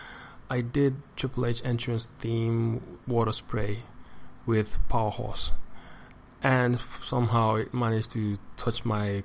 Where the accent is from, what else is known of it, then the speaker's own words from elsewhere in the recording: Nigeria; I'm from Nigeria. I live and work in Lagos State